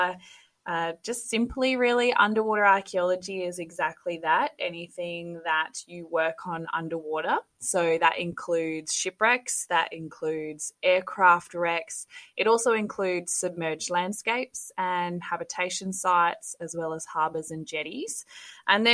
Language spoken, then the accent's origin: English; West Australian coastline, Western Australia, Australia; now in North Queensland, Australia; grew up on the West Australian coastline